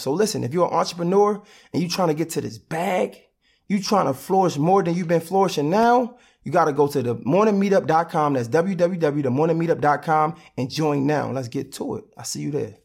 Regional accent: Baltimore, Maryland, United States; moved away; I'm from Baltimore

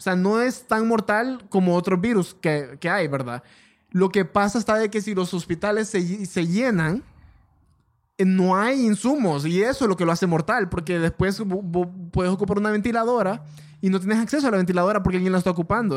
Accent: Honduras; somos de Honduras

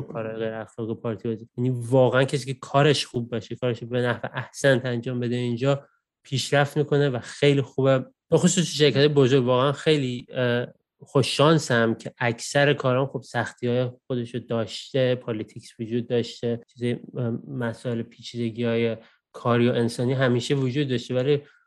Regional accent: Iran; moved away as an adult; now in Australia

